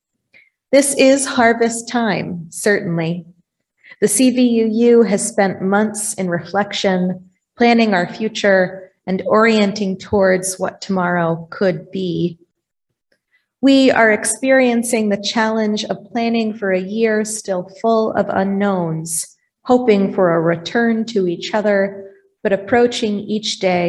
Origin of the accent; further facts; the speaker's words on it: Vermont, United States; also born or lived in Iowa; now in Dysart, Iowa, United States; Growing up in Vermont, I was raised to respect the work ethic of our farmers.